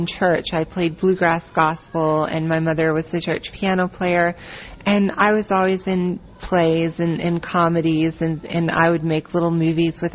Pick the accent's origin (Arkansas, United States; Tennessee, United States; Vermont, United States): Tennessee, United States; Nashville; I was born in Nashville, Tennessee, which is in the American South